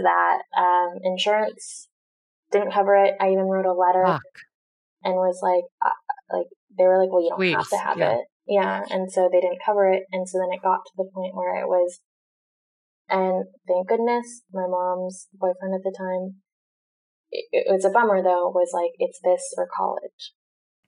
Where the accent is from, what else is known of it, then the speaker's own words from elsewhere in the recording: Newport Beach, California, United States; also born or lived in Orange County; growing up in Newport Beach